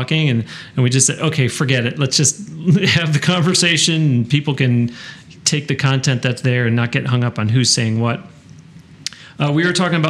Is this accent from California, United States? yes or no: no; Western New York, United States; I was raised in Western New York